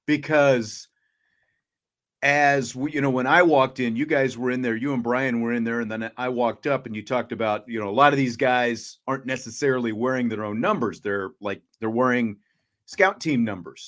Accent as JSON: {"language": "English", "town": "Salina", "region": "Kansas", "country": "United States", "said": "where I'm from, I'm from Salina, Kansas"}